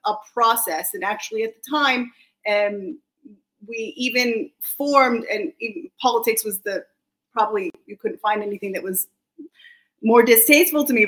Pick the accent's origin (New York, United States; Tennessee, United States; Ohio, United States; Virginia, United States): Virginia, United States; just outside DC on the Virginia side, United States; now in Israel; I'm American also. I was grew up just outside DC on the Virginia side